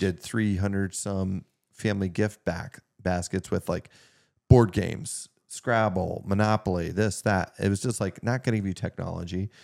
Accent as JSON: {"language": "English", "town": "Meadville", "region": "Pennsylvania", "country": "United States", "tie": "born or raised there", "said": "we grew up outside of Meadville"}